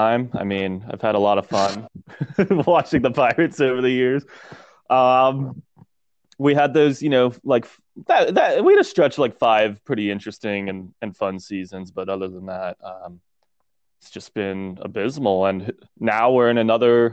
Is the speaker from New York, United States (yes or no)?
no; Philadelphia, Pennsylvania, United States; I am from Philadelphia area